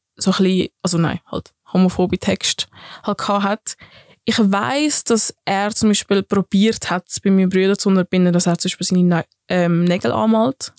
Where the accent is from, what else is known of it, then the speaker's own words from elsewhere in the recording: Affoltern am Albis, Zurich, Switzerland; accent: Zürichdeutsch; first language Swiss German; ich bin in Zürich aufgewachsen, in Affoltern am Albis